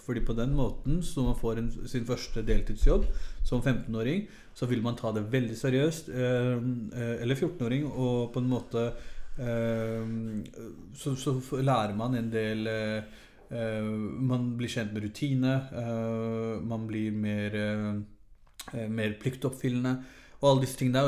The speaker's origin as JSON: {"language": "Norwegian", "region": "Oslo", "country": "Norway", "tie": "born or raised there", "moved": "as an adult", "said": "Fra jeg var eh, ett til jeg var 21-22, så bodde jeg her"}